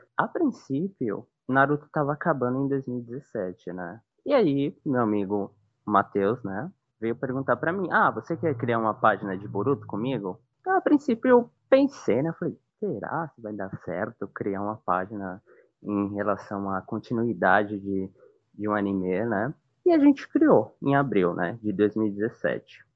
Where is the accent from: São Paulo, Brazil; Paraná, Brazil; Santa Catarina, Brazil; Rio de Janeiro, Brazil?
São Paulo, Brazil; moved away as an adult; now in Northeast Brazil; eu vim morar aqui faz uns cinco anos, mais ou menos, mas sou de São Paulo, né, original daí